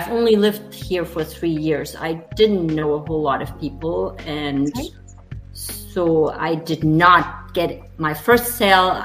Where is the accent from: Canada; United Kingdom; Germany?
Germany; English is a second language; moved away as an adult; also born or lived in Texas, United States; now in Greenville, United States; I'm sure you hear my accent. So I'm German